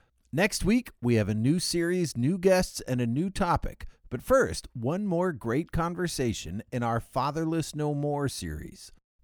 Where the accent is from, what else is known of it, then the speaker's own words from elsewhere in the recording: Turkey; born there; my parents worked in the Foreign Service, which explains why I was born in Turkey.